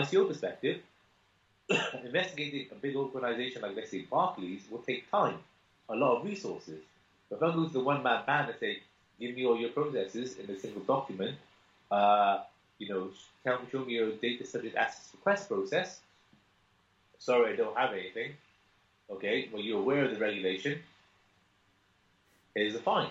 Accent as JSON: {"language": "English", "town": "Cardiff", "region": "Wales", "country": "United Kingdom", "said": "I'm from Cardiff"}